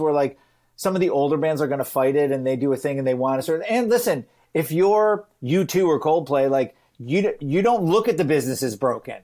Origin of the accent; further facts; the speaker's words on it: Michigan, United States; I grew up in, you know, Michigan, I'm from the United States.